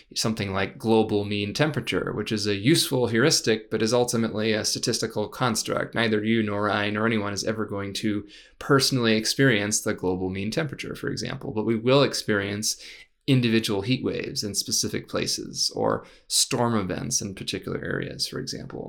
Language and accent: English; San Rafael, California, United States; moved away as an adult; also born or lived in San Francisco / Davis / Stanford / Los Angeles; I, I, I grew up, uh, in, in San Rafael for, for the most part, uh, after a few years in San Francisco.